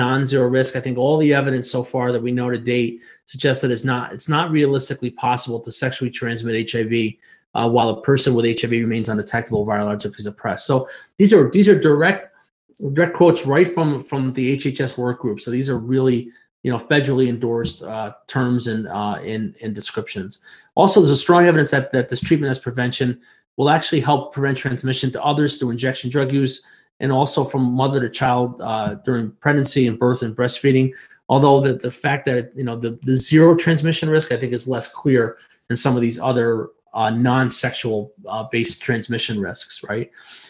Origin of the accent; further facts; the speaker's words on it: New York, United States; But I can tell you that I'm from New York State, right?